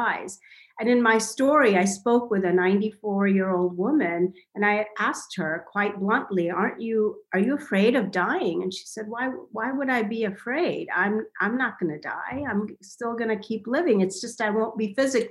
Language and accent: English; India; now in United States; I grew up in India